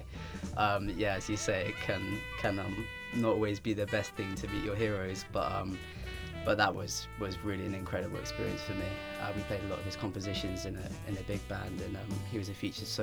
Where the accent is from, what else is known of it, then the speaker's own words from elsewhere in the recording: Southampton, South East England, United Kingdom; now in London, United Kingdom; I grew up in Southampton